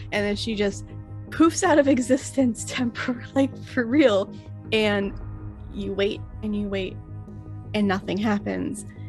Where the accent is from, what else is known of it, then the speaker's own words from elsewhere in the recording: Florida, United States; I'm from Florida